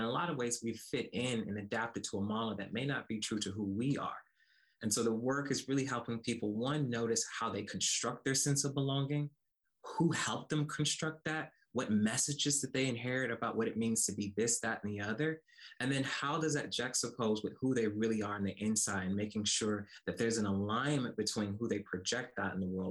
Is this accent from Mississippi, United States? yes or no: yes; Como, Mississippi, United States; I grew up in rural Mississippi, a small town called Como, Mississippi